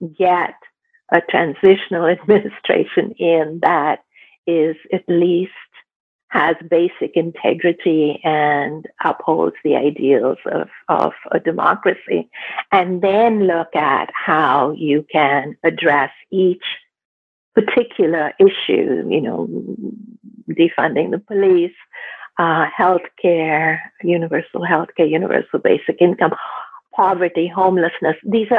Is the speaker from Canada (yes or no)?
yes; Canada; I live in Canada. I'm Canadian. I'm Indo-Canadian.